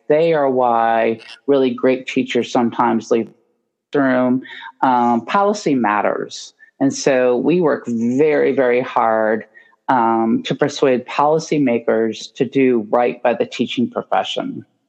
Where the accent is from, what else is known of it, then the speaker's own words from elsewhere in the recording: Indiana, United States; moved away as an adult; now in Baltimore, United States; I grew up in Indiana.